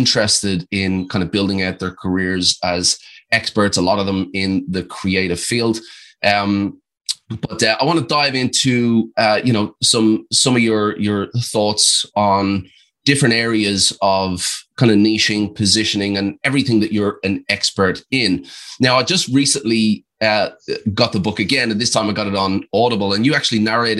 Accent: Ireland; accent: Australian; I have an Australian twang, but I'm actually Irish, so I've got this kind of cocktail going on. But I definitely have some Aussie words in there.

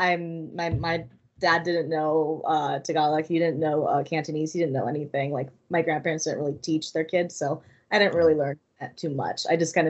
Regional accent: Oahu, Hawaii, United States; moved away; also born or lived in San Diego / Las Vegas; I was born in the States. I was born in Hawaii.

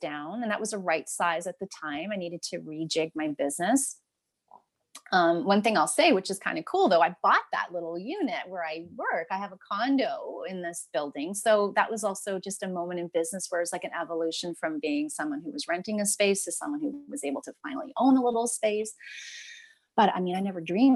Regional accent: Ancaster, Ontario, Canada; I grew up in Ancaster. I live in Westdale

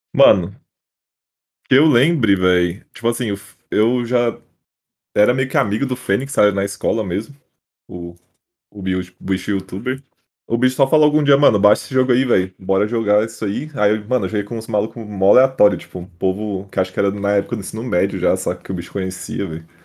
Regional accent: São Paulo, Brazil; also born or lived in São José do Rio Preto; Eu sou de São Paulo, capital.

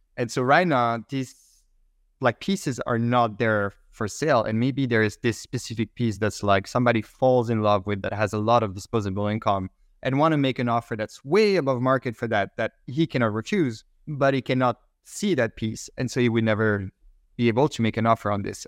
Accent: Belgium; first language French; English is a second language; moved away; I speak French initially, I'm from Belgium

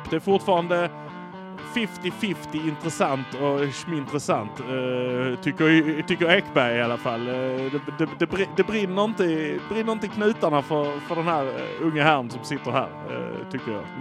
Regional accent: Malmö, Skåne, Sweden; Och det är att vi är från Malmö

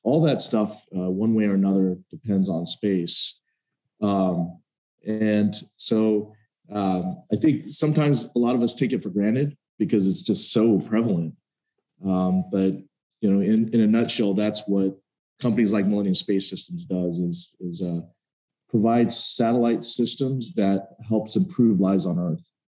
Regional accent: Dallas, Texas, United States; moved away; I grew up in Dallas, Texas

